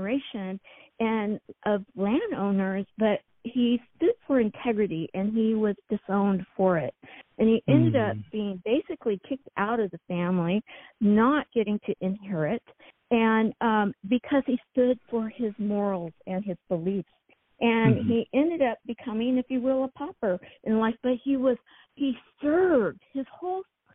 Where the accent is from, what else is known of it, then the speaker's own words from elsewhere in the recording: San Diego County, Southern California, United States; I was raised in Southern California in San Diego County